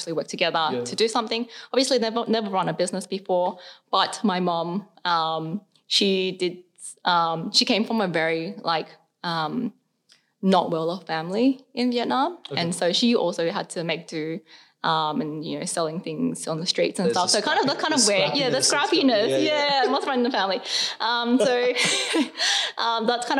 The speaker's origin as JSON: {"language": "English", "town": "Sydney", "region": "New South Wales", "country": "Australia", "tie": "born or raised there", "said": "we grew up around the Cabra area"}